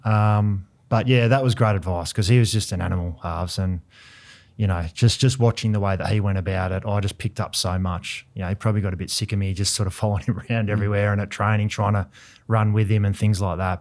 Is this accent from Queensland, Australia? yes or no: no; Sydney, New South Wales, Australia; moved away; also born or lived in Melbourne; I grew up in Sydney